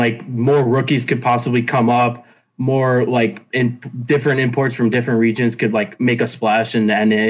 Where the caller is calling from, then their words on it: Boca Raton, Florida, United States; Boca Raton, Florida.